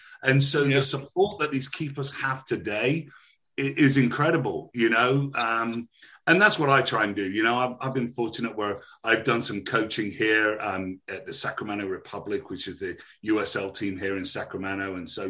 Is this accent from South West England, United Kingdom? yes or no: yes; Bristol, South West England, United Kingdom; I'm actually originally from Bristol, so I've got the old country bumpkin thing going on as well.